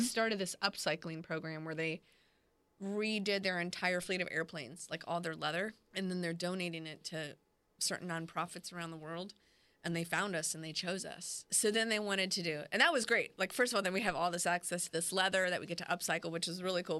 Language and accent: English; Clearwater, Florida, United States; also born or lived in Texas / Orlando, Florida / Augusta, Georgia; now in Jacksonville, United States; I grew up in Clearwater, Florida, and a little bit in Texas and Orlando. I've been in Jacksonville about nine years